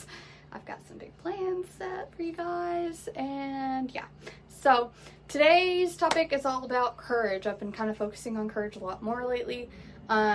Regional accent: Florida, United States; I am from Florida. We are in the Sunshine State, and it is hot as hell here

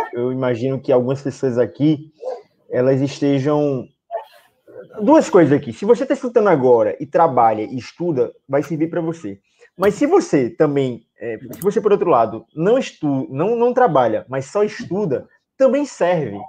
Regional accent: Natal, Rio Grande do Norte, Brazil; aqui em Natal. Somos de Natal, somos de Natal.

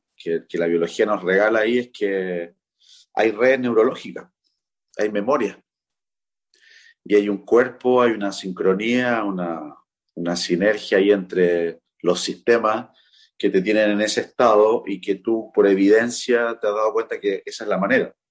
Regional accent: Chile; en mi país, en Chile

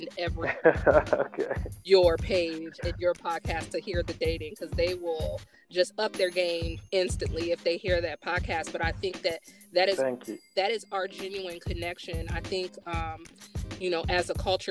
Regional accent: United States; a young girl growing up in America who's brown skin, and the interactions that I had with my family

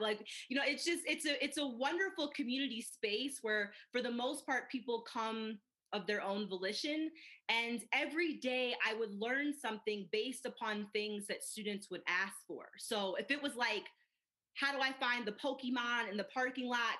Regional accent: Midwest, United States; now in Colorado Springs, United States; I grew up in the Midwest

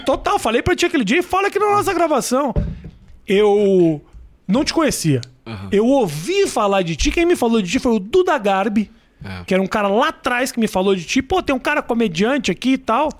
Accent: Porto Alegre, Rio Grande do Sul, Brazil; now in São Paulo, Brazil; eu sou gaúcho

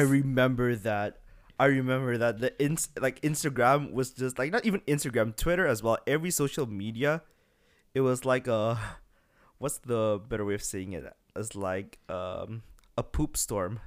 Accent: Bekasi, West Java, Indonesia; now in Singapore; I'm from Bekasi, which is a very small city right next to Jakarta

